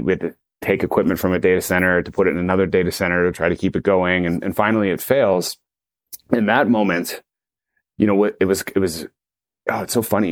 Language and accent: English; Toronto, Ontario, Canada; friends I grew up with in Toronto